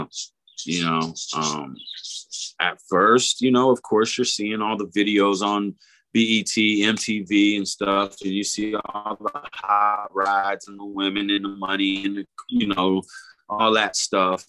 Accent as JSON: {"language": "English", "region": "Oklahoma", "country": "United States", "also_born_or_lived": "Miami", "moved": "yes", "lives_now": "Iowa, United States", "said": "we're from Oklahoma"}